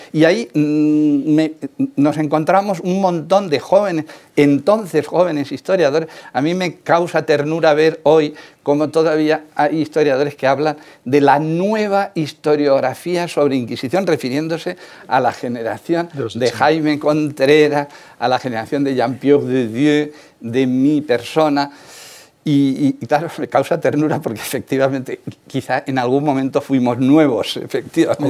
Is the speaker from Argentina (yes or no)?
no; Requena, Valencian Community, Spain; moved away as an adult; now in Barcelona, Spain; soy de, una aldea, de un pueblo que se llama, la aldea se llama Casas de Eufemia, el pueblo se llama Requena, provincia de Valencia.